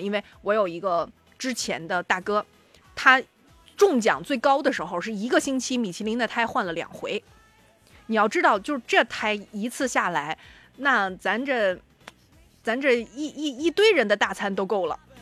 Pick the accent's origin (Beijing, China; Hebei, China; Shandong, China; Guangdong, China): Shandong, China; 作为山东人好骄傲